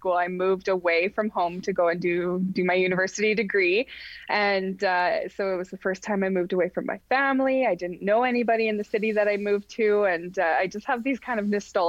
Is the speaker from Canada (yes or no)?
yes; Rossland, British Columbia, Canada; I was born and raised in British Columbia in a small town called Rossland